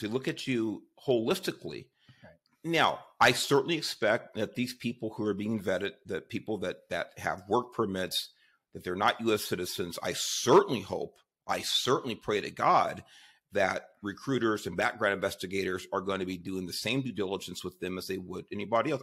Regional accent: Los Angeles, California, United States; I was born in Southeast Los Angeles, grew up there in Watts

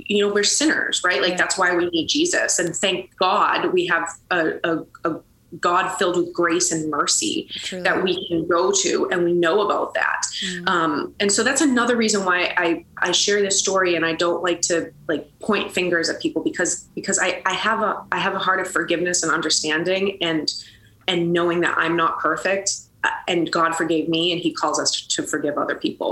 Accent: Boston, Massachusetts, United States; I grew up in Boston, Massachusetts

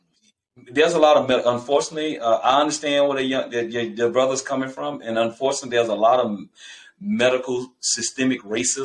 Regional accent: Tallulah, Louisiana, United States; And I love growing up in Tallulah, man. I tell everybody, I'm not a big city boy, and that small town gave me everything I need to be successful.

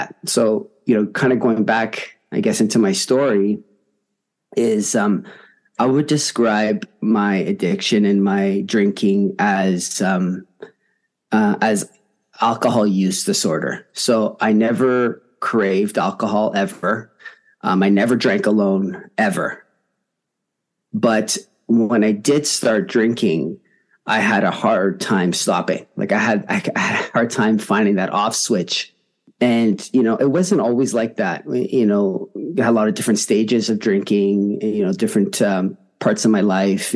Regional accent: Toronto, Ontario, Canada; I'm from Toronto, Canada

